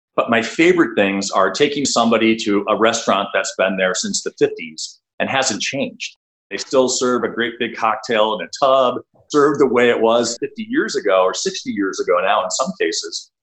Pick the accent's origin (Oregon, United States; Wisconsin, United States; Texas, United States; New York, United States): Wisconsin, United States; Milwaukee; I grew up in Milwaukee, Wisconsin, where the headquarters of my now practice is located